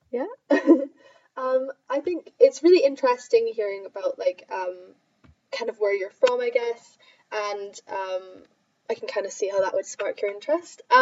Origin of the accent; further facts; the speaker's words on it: Edinburgh, Scotland, United Kingdom; I think I'm, I'm, about as Scottish as they get. Um, but yeah, so uh, lived in Edinburgh uh, for my whole life. Um, I came here to study as well.